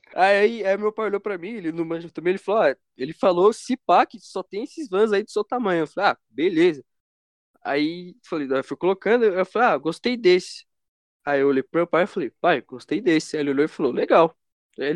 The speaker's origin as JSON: {"language": "Portuguese", "country": "Brazil", "said": "como todo bom brasileiro"}